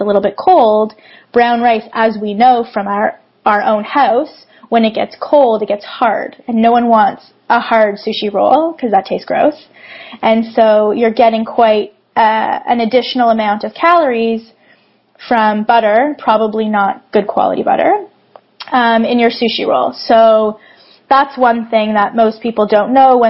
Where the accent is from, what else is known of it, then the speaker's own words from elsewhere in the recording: Toronto, Ontario, Canada; I'm actually from Toronto